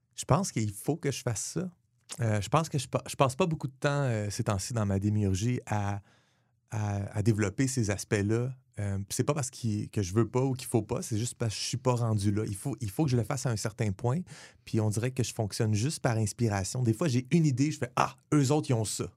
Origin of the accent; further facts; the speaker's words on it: Le Gardeur, Quebec, Canada; je viens de Le Gardeur